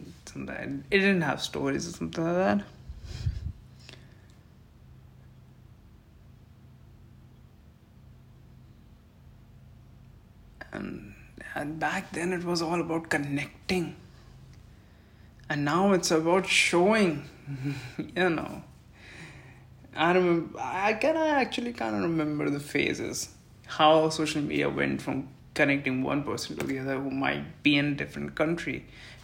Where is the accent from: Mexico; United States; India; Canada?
India; I'm really a patriotic Indian and I take pride of being an Indian citizen